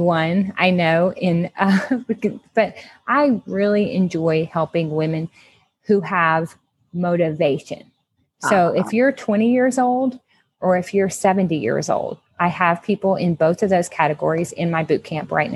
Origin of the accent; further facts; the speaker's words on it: Southwest Louisiana, United States; I'm from Southwest Louisiana